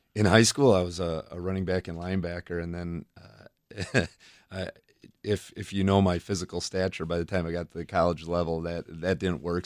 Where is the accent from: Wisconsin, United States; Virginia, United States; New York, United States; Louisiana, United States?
Wisconsin, United States; Fort Atkinson; also born or lived in Oconomowoc, Wisconsin / Watertown, Wisconsin; when I was five years old, we, we moved to Fort Atkinson